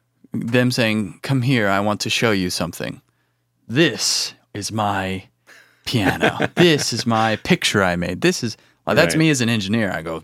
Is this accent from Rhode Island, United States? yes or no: no; Illinois, United States; Well, I grew up in Central Illinois, and I got into music in middle school, high school